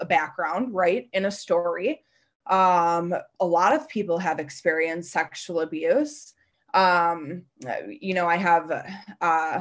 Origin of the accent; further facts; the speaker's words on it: Hartford, Connecticut, United States; my hometown of Hartford